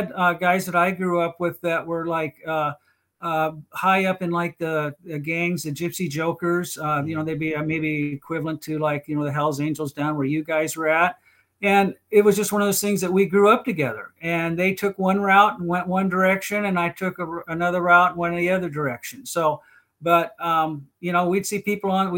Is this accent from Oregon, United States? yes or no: yes; Portland, Oregon, United States; I grew up in North Portland. It's an area up here